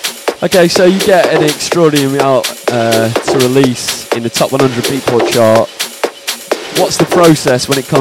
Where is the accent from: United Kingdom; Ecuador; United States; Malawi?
United Kingdom; accent: Northern; the Southerners don't like to hear my Northern accent too much.